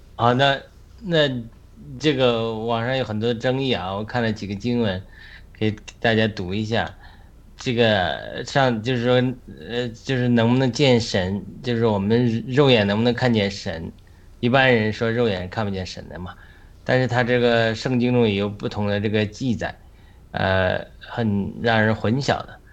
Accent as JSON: {"language": "Chinese", "country": "China", "said": "我们中国人"}